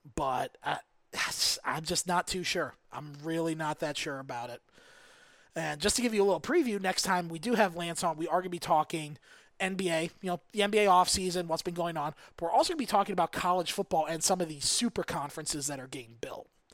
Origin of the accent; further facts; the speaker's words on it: Olmsted Falls, Ohio, United States; My hometown, Olmsted Falls, Olmsted Township